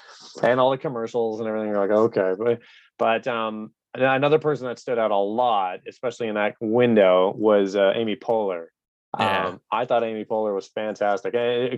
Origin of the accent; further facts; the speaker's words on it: Canada; So my mom's from Belgium. My dad's from England. Yeah. We grew up in Canada.